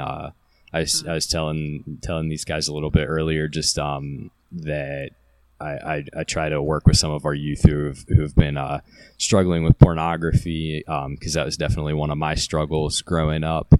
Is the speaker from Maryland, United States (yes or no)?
yes; Carroll County, Maryland, United States; I was Maryland born and raised